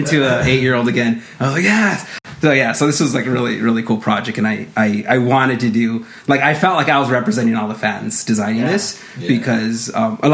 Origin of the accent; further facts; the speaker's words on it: Los Angeles, California, United States; I grew up in East